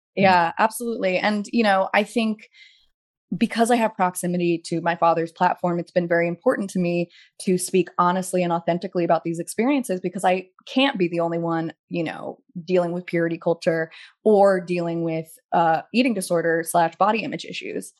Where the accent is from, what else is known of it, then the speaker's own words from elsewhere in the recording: Pasadena, California, United States; moved away as an adult; also born or lived in New York; trying to differentiate myself as a New Yorker and being in Pasadena